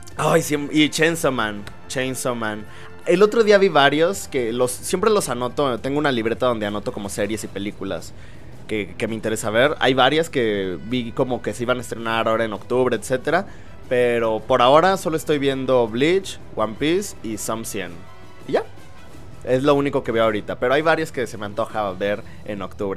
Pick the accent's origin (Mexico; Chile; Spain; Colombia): Mexico; Aguascalientes; Soy de Aguascalientes